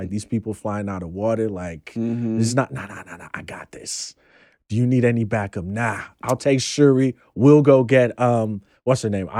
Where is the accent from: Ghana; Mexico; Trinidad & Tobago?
Ghana; you know, I'm Ghanaian, and I know of that hardcore fundamentalist, like, who is all about tradition and everything.